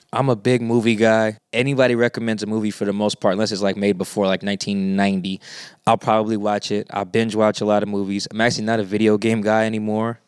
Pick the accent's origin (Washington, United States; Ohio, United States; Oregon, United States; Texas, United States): Washington, United States; Seattle; I'm from Seattle. I'm from South Seattle